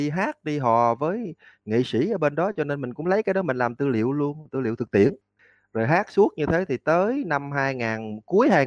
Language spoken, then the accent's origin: Vietnamese; Tân Châu, An Giang, Vietnam; tôi đến từ huyện Tân Châu tỉnh An Giang tôi sinh năm 1979 lúc tôi còn nhỏ thì cái xóm của tôi đờn ca tệ tử và cái lương rất là mạnh